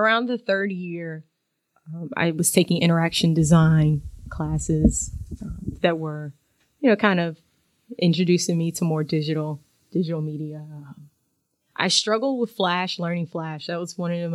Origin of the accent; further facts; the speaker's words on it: Timberlake, North Carolina, United States; moved away as an adult; also born or lived in New York City, New York; now in Berkeley, United States; I am from Timberlake, North Carolina. It's a little small town outside of Durham County